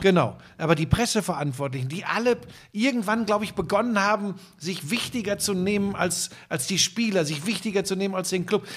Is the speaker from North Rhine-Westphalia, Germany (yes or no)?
yes; Hagen, North Rhine-Westphalia, Germany; Ich bin ein Hagener Junge, bin geboren im Ruhrgebiet